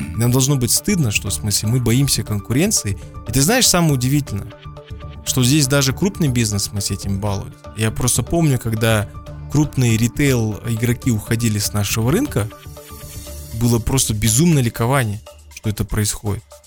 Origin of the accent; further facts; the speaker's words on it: Kazakhstan; я не знаю свой родной язык, как я знаю русский язык и английский даже